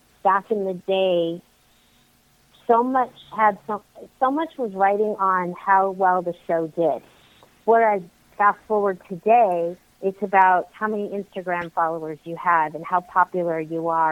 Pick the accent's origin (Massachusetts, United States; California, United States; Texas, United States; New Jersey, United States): California, United States; Los Angeles; also born or lived in Santa Clarita Valley, California; I was born and raised in the San Fernando Valley, and now I live in Santa Clarita Valley, which isn't far